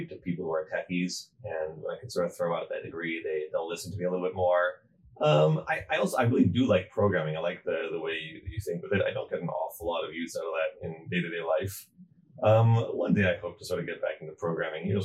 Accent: Atlanta, Georgia, United States; also born or lived in Montreal / Providence / Brooklyn / Jerusalem; now in Baltimore, United States; I was born in Montreal. I went to Atlanta for high school. Then I was in Providence and Brooklyn, Jerusalem, Passaic, and here in Baltimore.

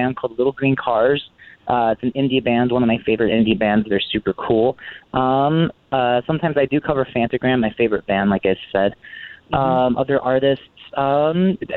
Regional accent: Coachella Valley, California, United States; I am a Coachella Valley native, born and raised. I'm 26 now. Yeah, I've been here my whole life

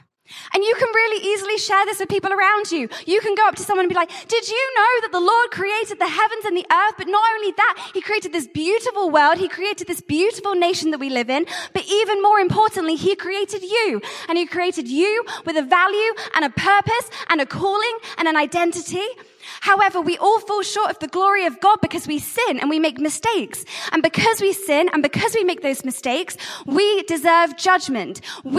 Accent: Jersey; I'm from Jersey, and I'm the Catch the Fire Global Director of Missions.

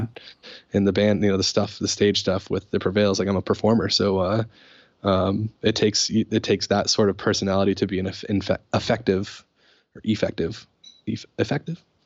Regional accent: Putnam, Connecticut, United States; Putnam, Connecticut, which is where I grew up

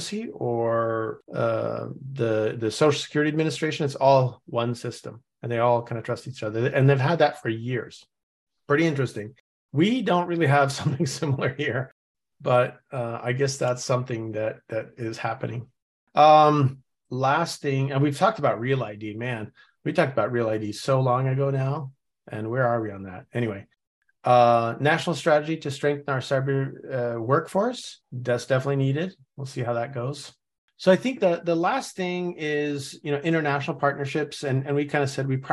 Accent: Norway; now in United States; I'm originally from Norway

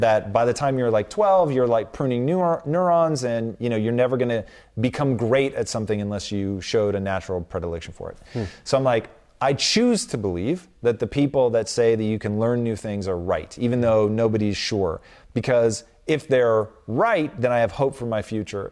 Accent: Tacoma, Washington, United States; I grew up in Tacoma, Washington

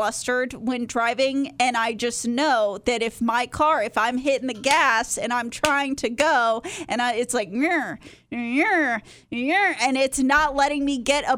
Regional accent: Texas, United States; moved away; I grew up in Texas. I learned how to drive in Texas.

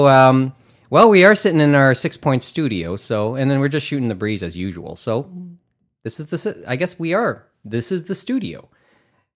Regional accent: Mississauga, Ontario, Canada; we're both Mississauga guys.

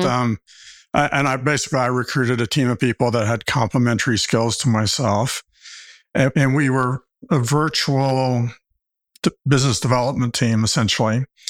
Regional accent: Arkansas, United States; also born or lived in Stanford, California; I came, came back to my home state of Arkansas where all my family has

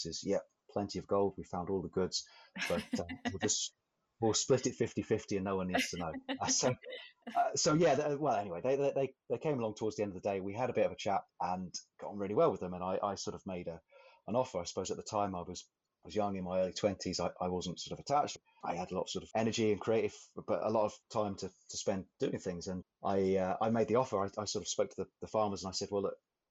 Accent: Hitchin, East of England, United Kingdom; moved away as an adult; also born or lived in Hull, Yorkshire; now in Shetland, United Kingdom; I was born in Hitchin in Hertfordshire, down in the south of England, about 20, 25 minutes or so on the train north of King's Cross in central London. Very pleasant, very suburban upbringing

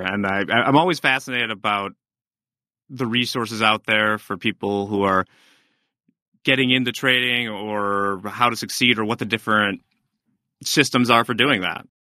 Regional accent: United States; I'm American

